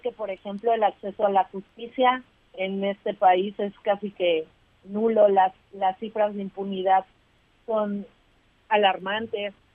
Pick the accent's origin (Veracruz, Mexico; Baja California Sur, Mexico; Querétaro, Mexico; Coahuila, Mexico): Veracruz, Mexico; nosotras somos del estado de Veracruz